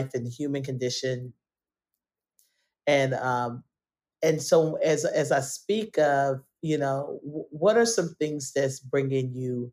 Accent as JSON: {"language": "English", "town": "Atlanta", "region": "Georgia", "country": "United States", "said": "we're from Atlanta"}